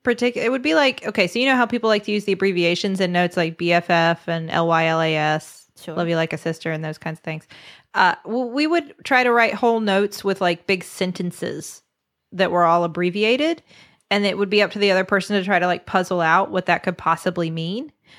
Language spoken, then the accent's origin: English; West Virginia, United States